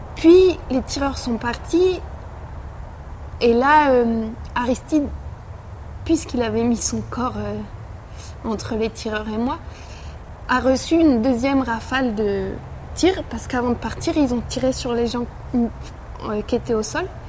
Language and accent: French; Massy, Île-de-France, France; j'ai grandi à Massy, en banlieue parisienne.